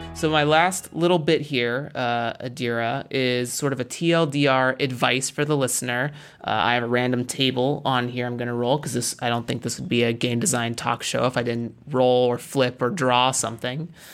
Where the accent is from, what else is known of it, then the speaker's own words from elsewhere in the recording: United States; I'm American. I'm not African by any stretch of the imagination